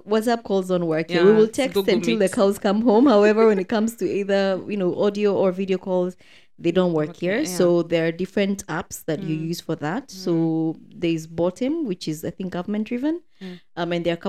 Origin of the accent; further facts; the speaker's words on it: Kenya; moved away as an adult; now in United Arab Emirates; You know, I'm from Kenya.